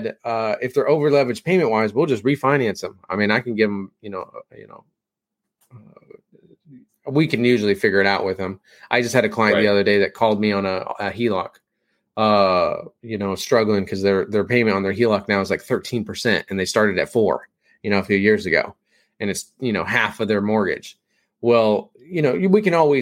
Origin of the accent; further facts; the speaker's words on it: Kansas, United States; I am from Kansas. We say things differently